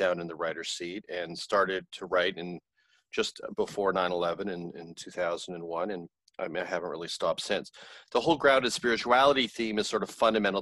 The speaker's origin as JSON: {"language": "English", "country": "Canada", "tie": "born or raised there", "said": "I grew up in Canada in a tumultuous family home"}